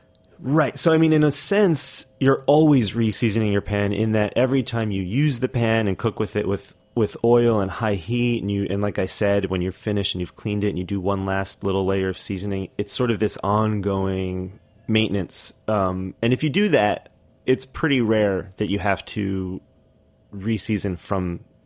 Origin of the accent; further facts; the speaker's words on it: New York City, New York, United States; I'm from Brooklyn.